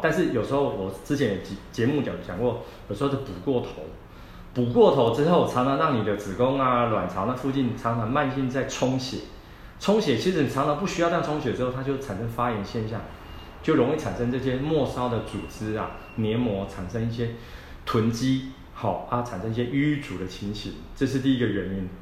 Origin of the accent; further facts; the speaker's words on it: Taiwan; 我们台湾人